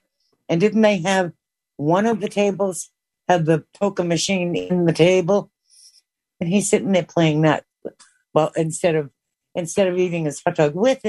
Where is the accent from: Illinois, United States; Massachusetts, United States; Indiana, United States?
Massachusetts, United States; Boston; accent: Boston; my Boston accent